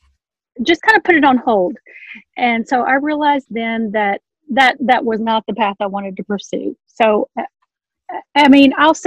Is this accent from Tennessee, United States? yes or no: yes; Memphis, Tennessee, United States; moved away as an adult; now in Tulsa, United States; I'm originally from Memphis, Tennessee, now live in Oklahoma near Tulsa